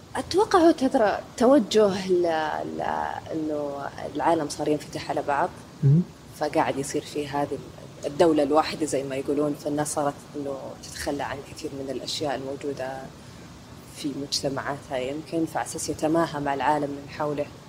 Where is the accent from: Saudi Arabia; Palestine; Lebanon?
Saudi Arabia; عندنا في السعودية